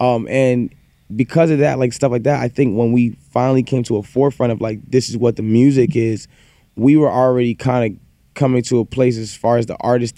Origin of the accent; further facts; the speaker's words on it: Toronto, Ontario, Canada; we're all from Toronto.